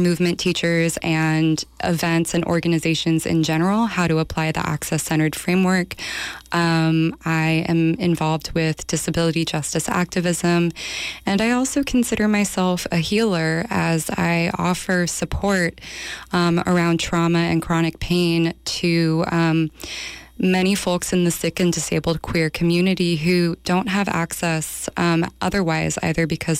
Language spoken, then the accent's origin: English; Los Angeles, California, United States; moved away as an adult; now in San Francisco Bay Area, United States; I'm from Los Angeles. I moved to the Bay in 2002.